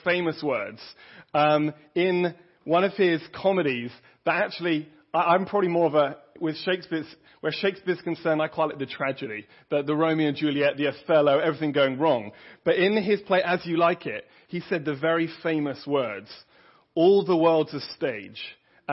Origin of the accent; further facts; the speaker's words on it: England, United Kingdom; moved away; I'm obviously English